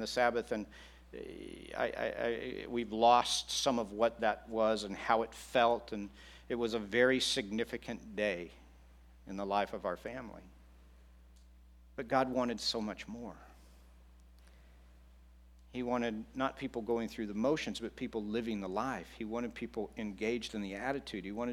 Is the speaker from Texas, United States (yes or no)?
yes; Texas, United States; I grew up in Texas